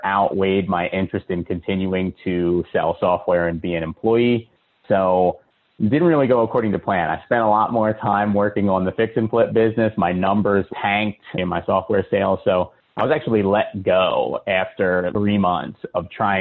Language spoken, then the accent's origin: English; Philadelphia, Pennsylvania, United States; now in Charlotte, United States; I'm originally from Philadelphia